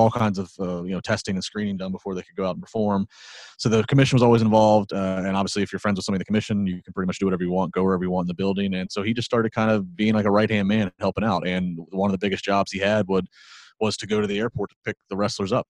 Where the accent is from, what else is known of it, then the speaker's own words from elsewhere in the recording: Maryland, United States; I grew up in Maryland.